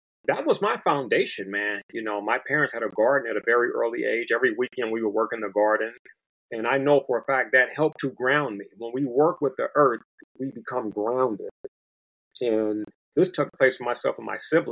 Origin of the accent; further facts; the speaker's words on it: Los Angeles, California, United States; also born or lived in Compton / Watts; I hail from South Central Los Angeles. It's back to being called South Los Angeles today. But I hail from that place, in addition to Compton and Watts.